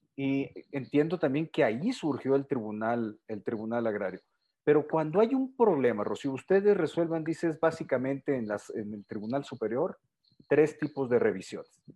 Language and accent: Spanish; Sinaloa, Mexico; soy originario de Sinaloa